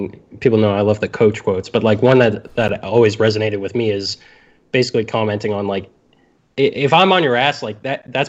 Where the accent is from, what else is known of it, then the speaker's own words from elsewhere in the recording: Canada; I'm Canadian